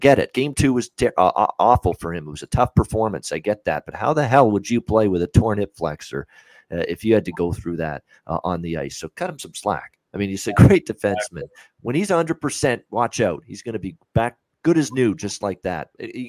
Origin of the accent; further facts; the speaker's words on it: Hamilton, Ontario, Canada; I'm from Hamilton.